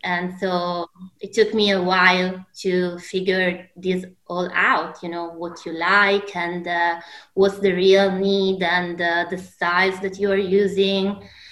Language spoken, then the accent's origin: English; Alessandria, Piedmont, Italy; I'm originally from Alessandria